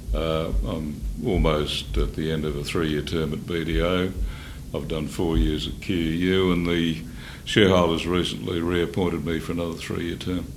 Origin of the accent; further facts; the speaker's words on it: Maryborough, Queensland, Australia; I was born in Maryborough, Richard. My father was a school teacher there. Um, I was the youngest by a long way of three boys